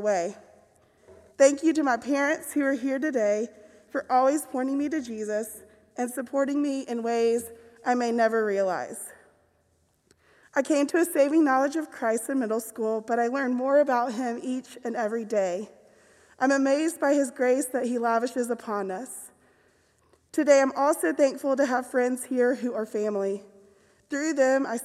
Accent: Decatur, Georgia, United States; moved away as an adult; now in Mountain Brook, United States; my faith journey started well before then in my hometown of Decatur, Georgia

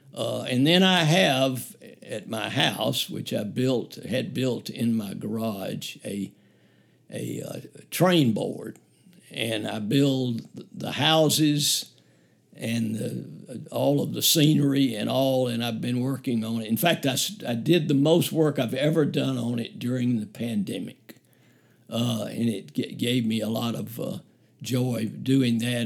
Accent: Birmingham, Alabama, United States; also born or lived in Auburn; I grew up in the Woodlawn area of Birmingham, so I've been a native of Birmingham and lived in Birmingham all of my life

